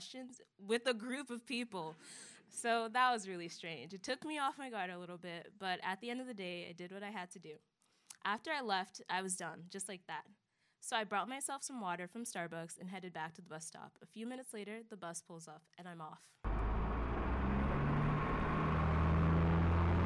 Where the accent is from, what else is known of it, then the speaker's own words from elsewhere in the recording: Germantown, Maryland, United States; I am from Germantown, Maryland, which is the best town in the world